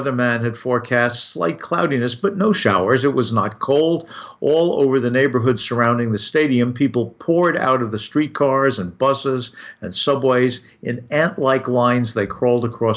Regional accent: New York, United States; I grew up in New York

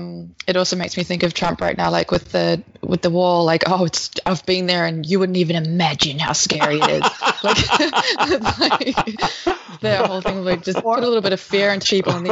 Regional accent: New Zealand; my home country is a fallout shelter right now

